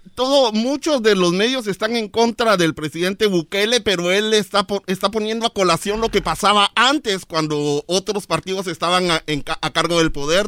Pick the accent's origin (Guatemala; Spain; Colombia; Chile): Guatemala; guatemalteco que soy